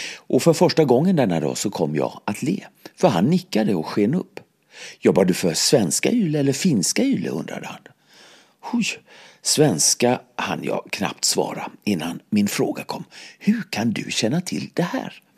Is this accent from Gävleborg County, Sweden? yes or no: no; Mölndal, Västra Götaland, Sweden; moved away as an adult; also born or lived in Gothenburg; now in Paris, France; Barndomen i Mölndal, en fattig arbetarförstad till Göteborg